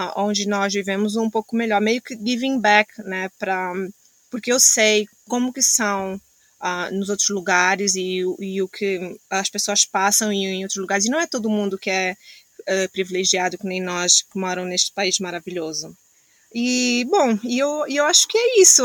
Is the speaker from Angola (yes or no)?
yes; Angola; moved away as an adult; also born or lived in Portugal / Miami, United States; now in Australia; eu sou de Angola, saí de Angola